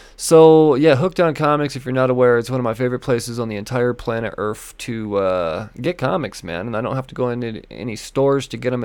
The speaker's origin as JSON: {"language": "English", "town": "Denver", "region": "Colorado", "country": "United States", "tie": "born or raised there", "said": "Denver Pop Culture Con. My hometown convention"}